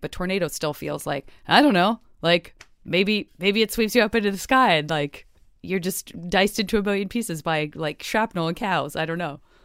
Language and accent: English; Arizona, United States; I grew up in Arizona